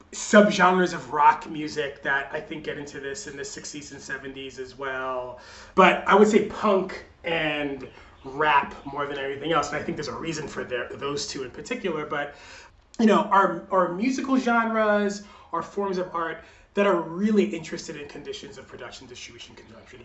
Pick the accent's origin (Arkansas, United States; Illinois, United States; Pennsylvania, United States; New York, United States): New York, United States; I grew up in New York in the 80s and 90s.